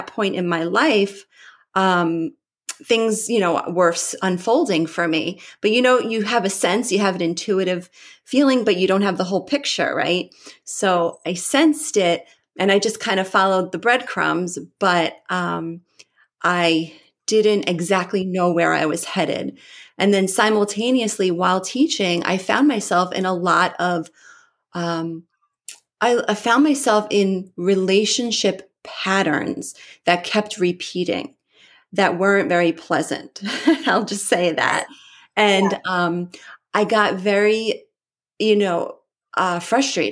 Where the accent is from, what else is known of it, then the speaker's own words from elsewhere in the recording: Long Island, New York, United States; also born or lived in Nevada; I grew up here in New York.